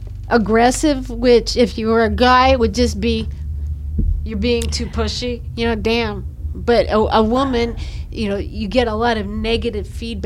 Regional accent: Colorado, United States; now in Virginia, United States; I was born and raised in Colorado.

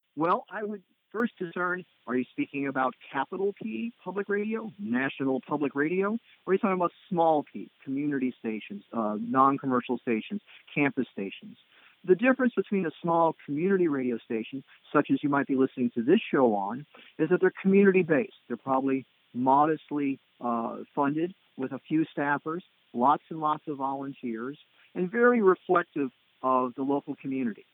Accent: United States; as being an American tourist

